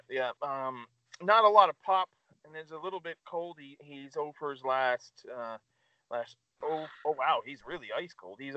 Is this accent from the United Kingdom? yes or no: no; New York, United States; But being a New Yorker, what's up?